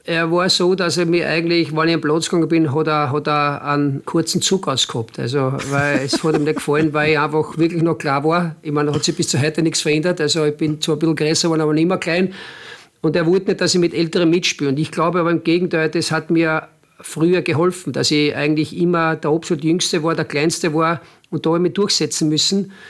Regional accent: Mattersburg, Burgenland, Austria; moved away as an adult; also born or lived in Basque Country / Germany; now in Linz, Austria; Mattersburg natürlich äh, ist mein Heimatclub, es ist meine Heimatstadt

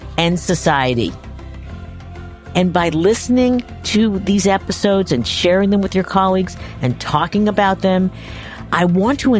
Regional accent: Long Island, New York, United States; moved away; I'm an ex-New Yorker. I grew up in New York, grew up on Long Island.

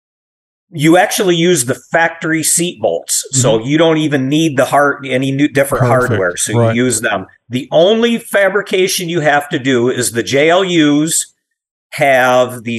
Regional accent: Michigan, United States; But we're from Michigan. It's a manufacturing state. You know, I watched friends and families lose jobs

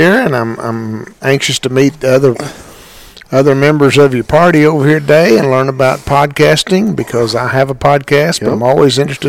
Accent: San Angelo, Texas, United States; I'm from San Angelo, Texas.

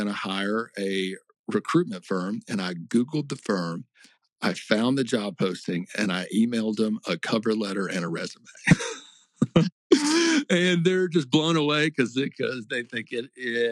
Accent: Scott, Arkansas, United States; moved away as an adult; also born or lived in Little Rock, Arkansas / Charleston, South Carolina / Parris Island, South Carolina / Quantico, Virginia; I grew up in Lone Oak County, Arkansas, little town called Scott

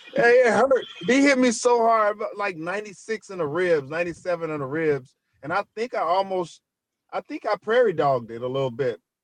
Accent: Pine Bluff, Arkansas, United States; moved away; I'm from Pine Bluff, Arkansas

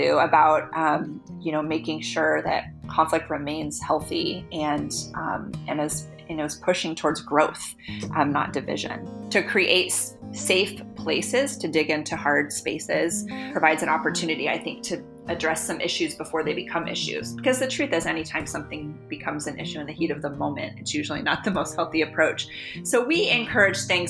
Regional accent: California, United States; moved away as an adult; now in Washington, D.C., United States; I grew up on the West Coast in California

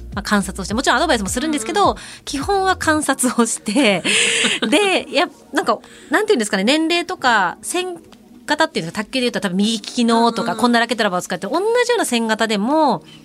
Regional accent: Kanuma, Tochigi, Japan; 地元の栃木県鹿沼市で

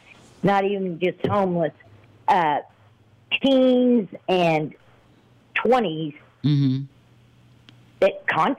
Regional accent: Colorado, United States; moved away; I'm from Colorado

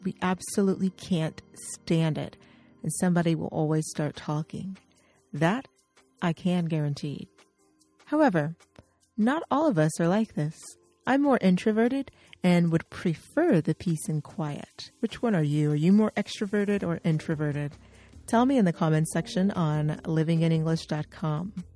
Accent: United States; from the United States, where I'm an English coach

